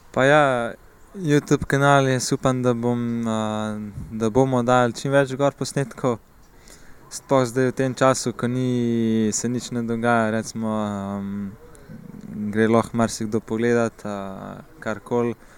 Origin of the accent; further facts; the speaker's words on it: Komenda, Slovenia; prihajam iz Komende